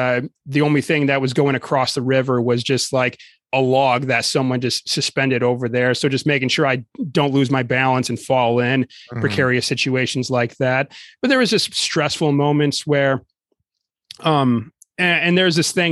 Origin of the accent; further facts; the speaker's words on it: Lower Peninsula, Michigan, United States; growing up in the Lower Peninsula, I was just used to Michigan being flat farmland for the most part.